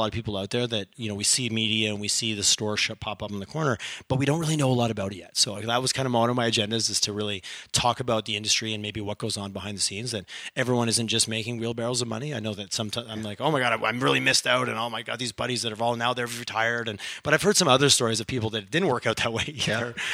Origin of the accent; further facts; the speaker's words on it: Montreal, Quebec, Canada; I grew up in back east and I grew up in Montreal